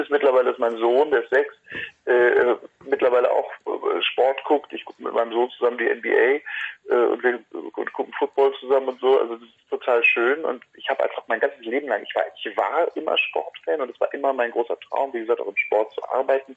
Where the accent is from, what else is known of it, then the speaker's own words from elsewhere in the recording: Hagen, North Rhine-Westphalia, Germany; in Hagen, in meiner Heimatstadt